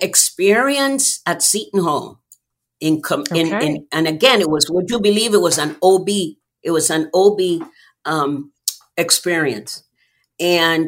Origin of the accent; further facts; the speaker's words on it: U.S. Virgin Islands; moved away; I was born and raised in the United States Virgin Islands